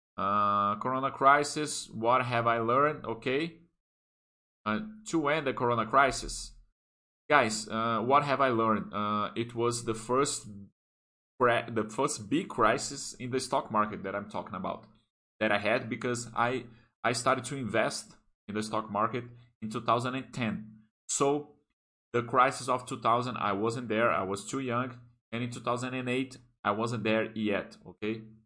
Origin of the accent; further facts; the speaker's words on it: Brasília, Federal District, Brazil; English is a second language; I started to study English when I was eight years old, okay? There is a very good uh, English school here that uh, called here in Brasilia